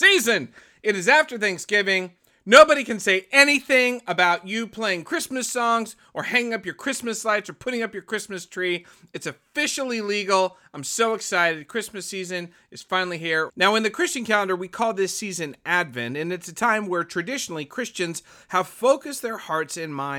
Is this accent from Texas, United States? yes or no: no; Columbus, Ohio, United States; I'm from Ohio. I grew up in the shadow of the horseshoe on the banks of the Olentangy.